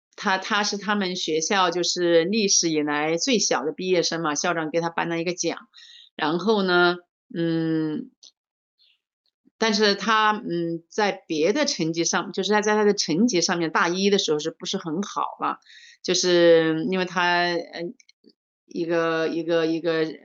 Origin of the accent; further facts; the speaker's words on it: Changsha, Hunan, China; 我是来自，呃，中国湖南长沙的